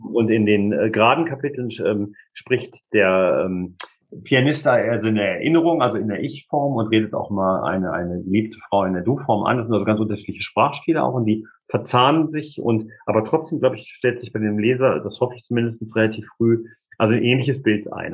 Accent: Hameln, Lower Saxony, Germany; meine Heimatstadt Hameln

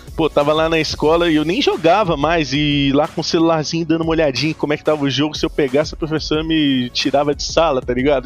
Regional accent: Ouro Branco, Minas Gerais, Brazil; Eu sou de Minas, de Ouro Branco, Minas Gerais

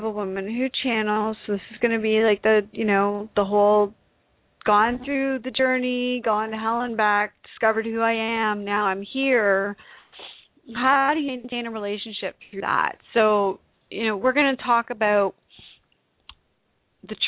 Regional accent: Canada; being the Canadian

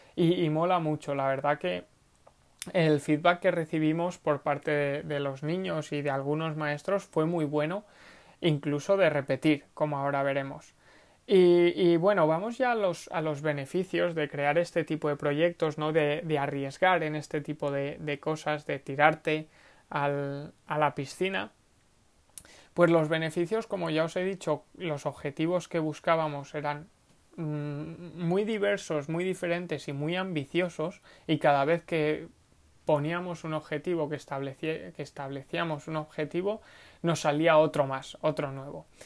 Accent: Segorbe, Valencian Community, Spain; Segorbe, que es el pueblo donde, de donde vengo, de donde nací

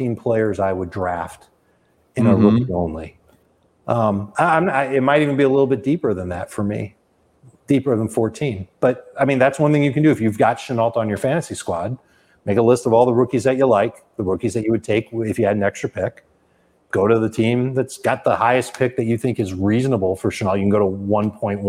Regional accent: Chicago, Illinois, United States; I grew up in Chicago

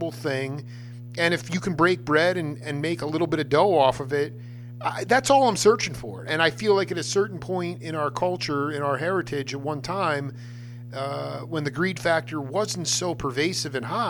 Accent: Stony Brook, New York, United States; I'm from Stony Brook

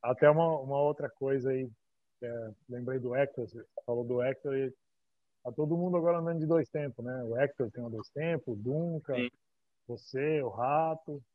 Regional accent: Brazil; eu sou do Brasil

